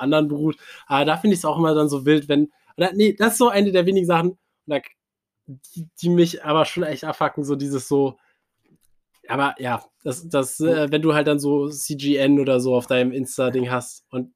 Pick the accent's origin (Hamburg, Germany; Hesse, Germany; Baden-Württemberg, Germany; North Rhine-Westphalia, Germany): North Rhine-Westphalia, Germany; Cologne; ich bin Kölner.